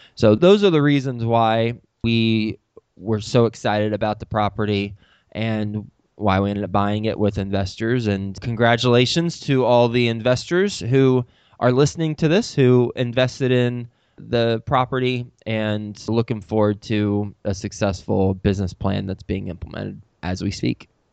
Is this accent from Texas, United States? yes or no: yes; Dallas, Texas, United States; moved away as an adult; also born or lived in Lubbock, Texas / New York City; I'm from Dallas, Fort Worth. I know the area very, very well